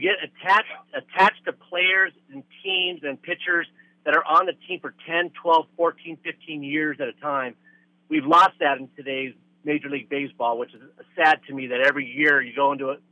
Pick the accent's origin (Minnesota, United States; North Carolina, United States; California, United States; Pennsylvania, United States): California, United States; West Covina; moved away; I grew up in West Covina, not not too far from you